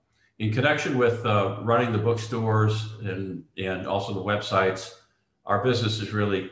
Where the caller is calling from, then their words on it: New York, United States; I'm clicking in from beautiful North Shore of Long Island, New York.